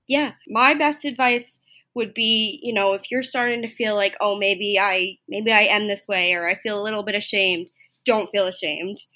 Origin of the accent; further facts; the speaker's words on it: Long Island, New York, United States; I grew up on Long Island, not too far from the Stony Brook area